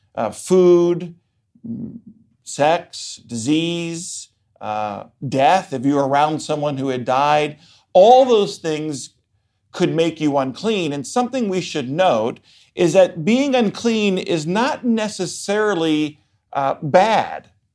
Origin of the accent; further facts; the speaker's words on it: Baltimore, Maryland, United States; moved away; I am originally from Baltimore, Maryland